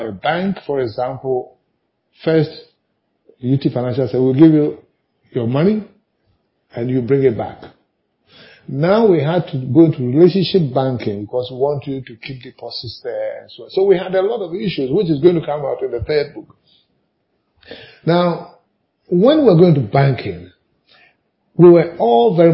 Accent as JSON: {"language": "English", "country": "Ghana", "said": "as a Ghanaian"}